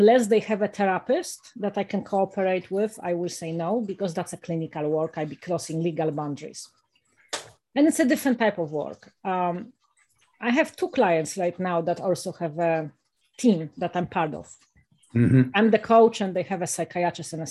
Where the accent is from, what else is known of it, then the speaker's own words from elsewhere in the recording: Warsaw, Masovian Voivodeship, Poland; moved away; also born or lived in United States; I was born in Warsaw, you know, in the middle of a city